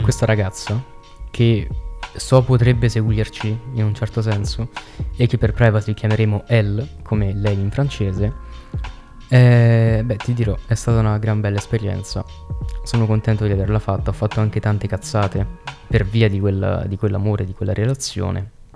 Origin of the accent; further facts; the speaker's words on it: Veroli, Lazio, Italy; noi siamo di Veroli, in provincia di Frosinone.